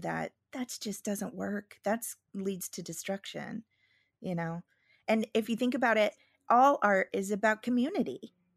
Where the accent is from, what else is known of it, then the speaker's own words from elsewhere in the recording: Midwest, United States; moved away; I'm from the Midwest